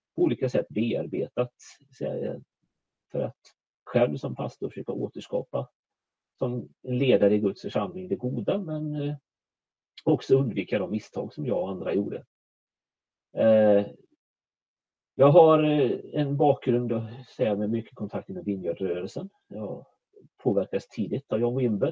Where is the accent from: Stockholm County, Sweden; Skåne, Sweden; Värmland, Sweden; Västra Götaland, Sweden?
Västra Götaland, Sweden; Borås; moved away as an adult; now in Småland, Sweden; Jag är född och uppvuxen i Borås, närmare bestämt Viared utanför Borås.